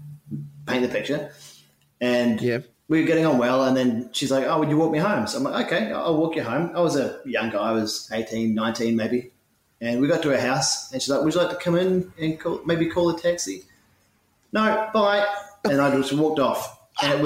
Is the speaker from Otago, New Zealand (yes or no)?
yes; Dunedin, Otago, New Zealand; moved away as an adult; now in Melbourne, Australia; I have a mother and a father and two brothers back in New Zealand, back in my hometown of Dunedin